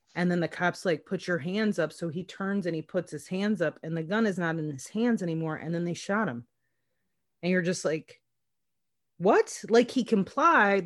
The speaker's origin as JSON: {"language": "English", "region": "Minnesota", "country": "United States", "said": "I'm from Minnesota"}